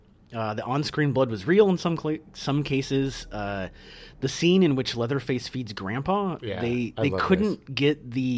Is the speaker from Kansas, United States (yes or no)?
no; Iowa, United States; now in California, United States; growing up in Iowa, the humidity was pretty bad